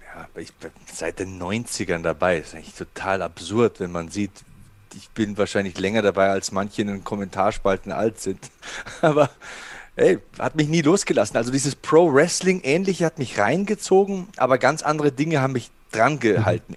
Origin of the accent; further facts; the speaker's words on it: Passau, Bavaria, Germany; also born or lived in Munich; bei uns in Passau gab es einen Boxverein